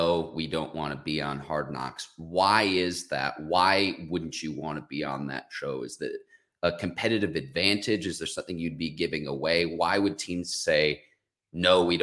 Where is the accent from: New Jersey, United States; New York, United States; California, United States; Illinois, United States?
Illinois, United States; Chicago; my hometown